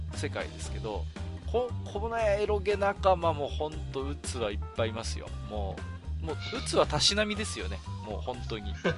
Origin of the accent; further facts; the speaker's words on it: Iwate, Japan; 僕は岩手の人間なので